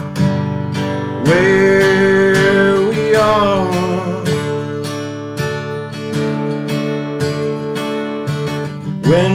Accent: Ireland; moved away as an adult; also born or lived in Dublin; now in United States; I come from Ireland. I'm still actually an Irish citizen.

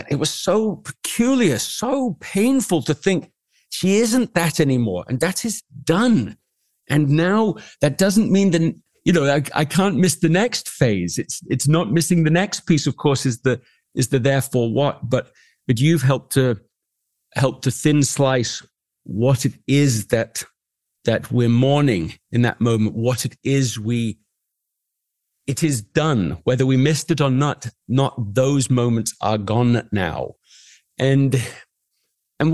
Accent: England, United Kingdom; I grew up in England

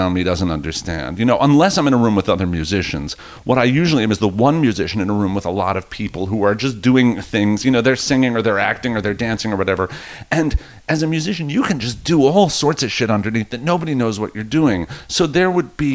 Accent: Rockland County, New York, United States; moved away as an adult; now in New York City, United States; I grew up in Rockland County, and it was all nice kids.

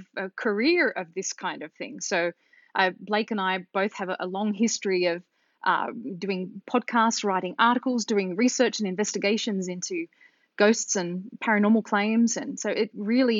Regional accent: Sydney, New South Wales, Australia; I grew up in Australia, if you can't tell from my accent

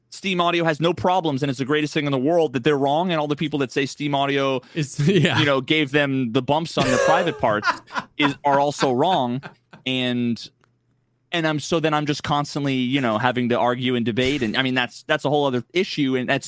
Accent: New England, United States; I grew up playing football and I grew up in New England and I'm a fucking Pats fan, you know?

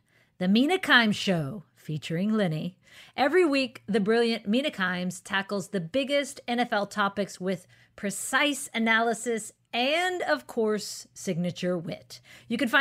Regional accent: United States; We're from America

